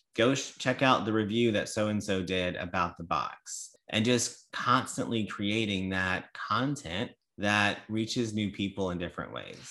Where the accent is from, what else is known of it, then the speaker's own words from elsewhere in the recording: Louisiana, United States; I'm from Louisiana